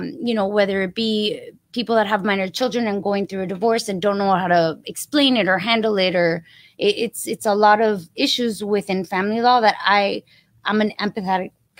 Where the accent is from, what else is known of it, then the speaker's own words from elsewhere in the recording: Miami, Florida, United States; I'm born and raised in Miami. Been living here. Don't want to move.